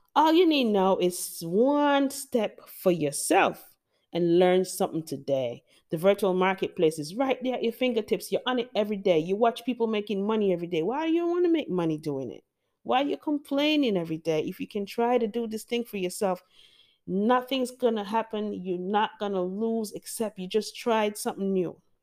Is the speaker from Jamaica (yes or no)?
yes; Jamaica; I love being Jamaican. I love my culture